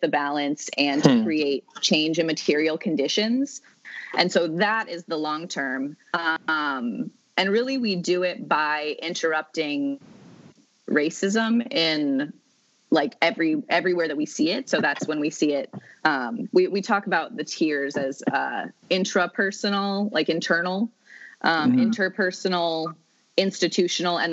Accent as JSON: {"language": "English", "region": "New England", "country": "United States", "said": "I'm from New England, and it's like the land of the colorblind"}